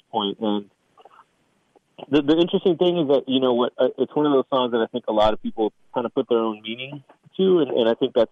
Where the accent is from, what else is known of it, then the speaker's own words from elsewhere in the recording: South Texas, United States; I'm born and raised in South Texas